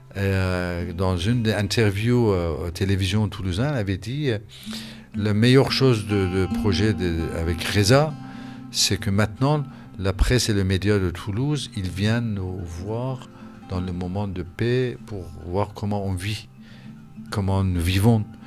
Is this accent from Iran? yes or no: yes; Iran; moved away as an adult; Quand j'ai quitté l'Iran en 1981, quand j'étais euh, obligé de m'exiler